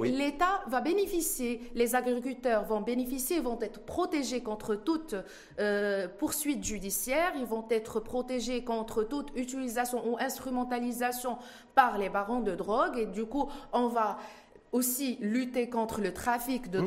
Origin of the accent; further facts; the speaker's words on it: Morocco; On est tous des Marocains